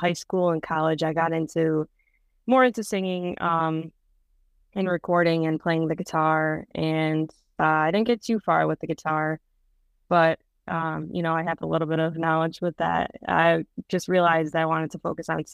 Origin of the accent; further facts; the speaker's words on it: Rochester, New York, United States; I'm from Rochester, New York, which is on the west side of Rochester, or New York, near Buffalo